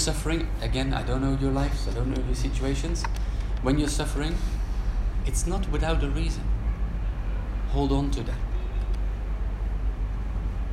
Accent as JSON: {"language": "English", "country": "Netherlands", "moved": "yes", "said": "My home country is Holland"}